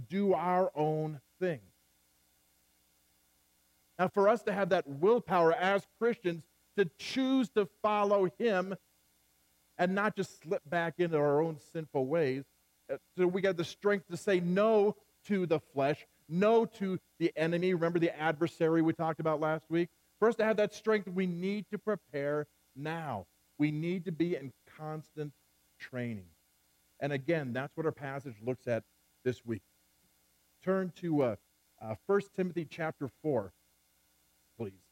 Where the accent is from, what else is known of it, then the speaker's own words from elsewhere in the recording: Central California, United States; I grew up in Central California